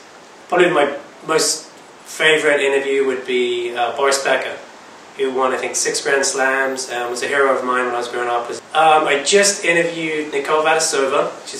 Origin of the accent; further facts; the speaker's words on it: Buckinghamshire, South East England, United Kingdom; now in California, United States; I'm from Buckinghamshire, England.